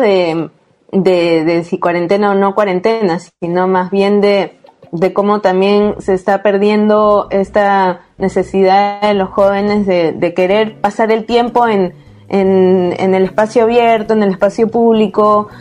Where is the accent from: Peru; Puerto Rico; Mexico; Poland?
Peru; also born or lived in Lima; soy de Perú y vivo en Lima, que es la capital